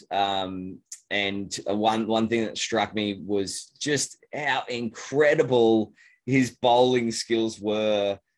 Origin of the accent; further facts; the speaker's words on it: Australia; You know, and being an Australian um, hmm.